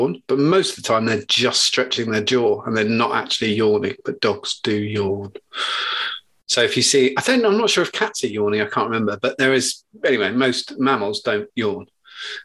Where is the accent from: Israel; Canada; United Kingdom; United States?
United Kingdom; Suffolk, East of England; I'm from Suffolk. Everyone's got webbed feet